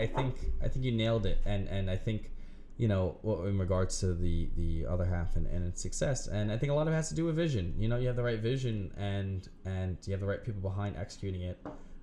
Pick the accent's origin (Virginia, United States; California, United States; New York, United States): New York, United States; New York City; I'm proud as a New Yorker to have other half, what, a 10-minute drive from us?